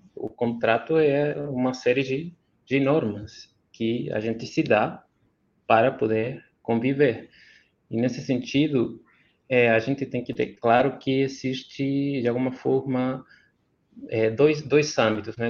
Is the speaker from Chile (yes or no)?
yes; Chile; Portuguese is a second language; como chileno